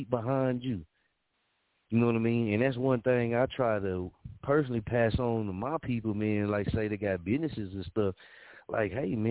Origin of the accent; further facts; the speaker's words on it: Muskogee, Oklahoma, United States; I'm from Muskogee, Oklahoma